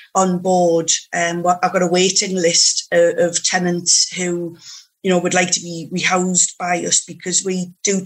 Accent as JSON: {"language": "English", "town": "Newcastle upon Tyne", "region": "North East England", "country": "United Kingdom", "tie": "born or raised there", "lives_now": "Morpeth, United Kingdom", "said": "born and bred in Newcastle upon Tyne, but moved up to Morpeth in Northumberland once I got married"}